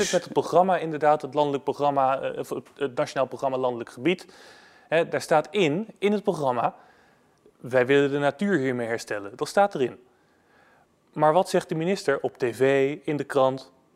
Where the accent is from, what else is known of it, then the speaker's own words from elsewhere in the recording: Netherlands; als Nederlander. Ik hou van mijn land